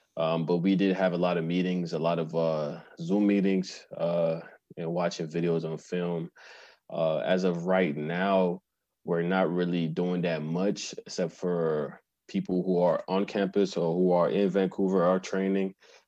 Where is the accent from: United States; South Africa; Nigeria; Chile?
Nigeria; moved away as an adult; now in Canada; So after that, after I graduated from high school in Nigeria, I moved to Canada and decided I wanted to be an athlete.